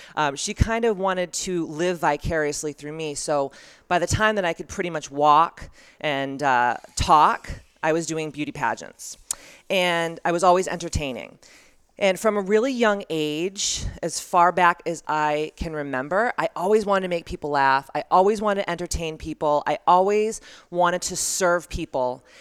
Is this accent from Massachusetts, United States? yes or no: yes; Taunton, Massachusetts, United States; I grew up in Taunton, Massachusetts